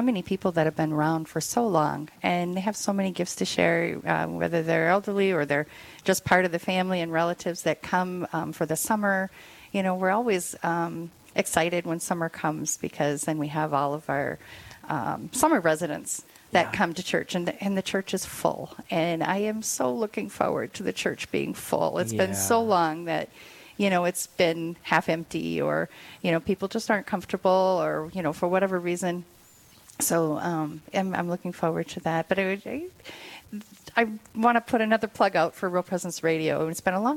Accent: Ely, Minnesota, United States; also born or lived in South Dakota; I am from Ely. My parents were born and raised there. And so I've had a lot of connections, roots in Ely

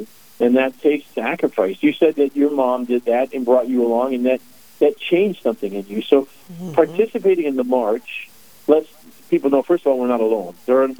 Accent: Chicago, Illinois, United States; now in North Dakota, United States; I'm a Chicago Bears fan. I'm from the South Side of Chicago.

